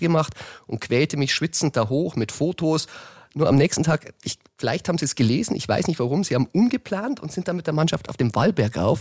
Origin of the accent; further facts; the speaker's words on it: Chiemgau, Bavaria, Germany; wie er durch meine Heimat radelt